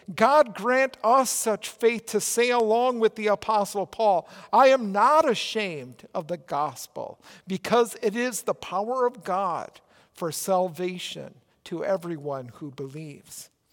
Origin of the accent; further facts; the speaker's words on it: Minnesota, United States; accent: Minnesota; also born or lived in Oregon; my Minnesota accent